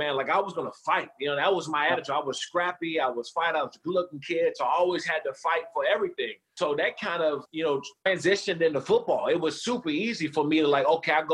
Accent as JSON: {"language": "English", "area": "Prince George's County", "region": "Maryland", "country": "United States", "tie": "born or raised there", "said": "I grew up in Prince George's County, Maryland"}